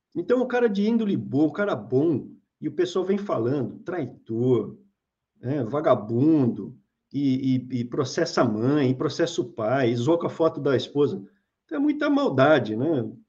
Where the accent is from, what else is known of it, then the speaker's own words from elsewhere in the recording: São Paulo, Brazil; a gente é de São Paulo. A gente é nascido em São Paulo